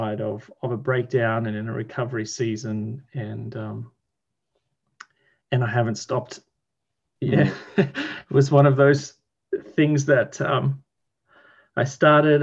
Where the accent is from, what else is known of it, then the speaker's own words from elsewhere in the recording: Sunshine Coast, Queensland, Australia; I'm from the east coast of Australia, where most of the population lives, in a state called Queensland, and in particular an area